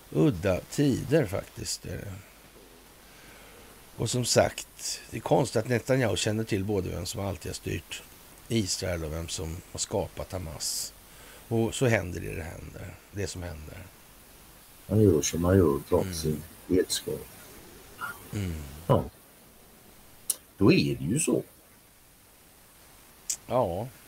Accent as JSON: {"language": "Swedish", "country": "Sweden", "said": "som svensk"}